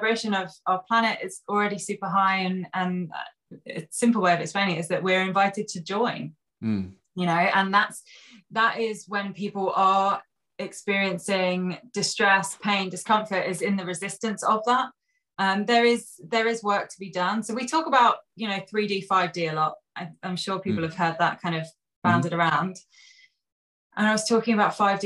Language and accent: English; Sussex, South East England, United Kingdom; I grew up in Sussex.